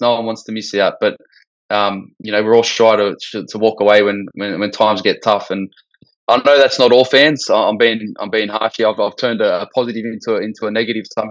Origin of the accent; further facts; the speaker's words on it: Australia; as an Aussie